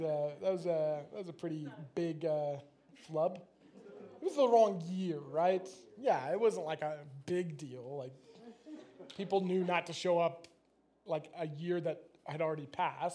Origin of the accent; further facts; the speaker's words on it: United States; I'm American